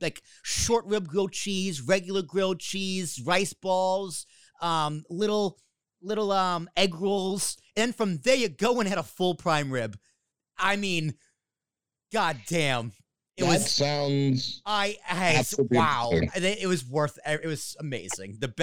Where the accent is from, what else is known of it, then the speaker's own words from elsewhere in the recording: Boston area, Massachusetts, United States; moved away; it was literally in my hometown